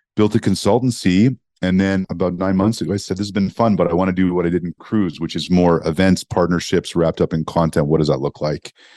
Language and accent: English; Montreal, Quebec, Canada; moved away; also born or lived in Toronto; growing up in Montreal, Canada